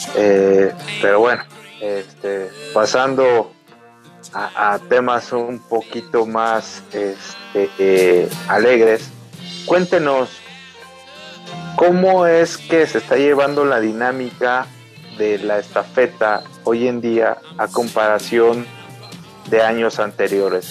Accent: Mexico City, Mexico; now in Aguascalientes, Mexico; también soy chilango, llegué a radicar, como ustedes saben, aquí a Aguascalientes

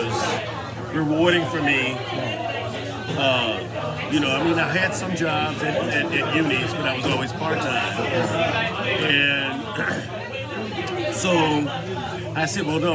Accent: New Orleans, Louisiana, United States; moved away as an adult; also born or lived in New York City; now in Osaka, Japan; I am from New Orleans. Family's from New Orleans

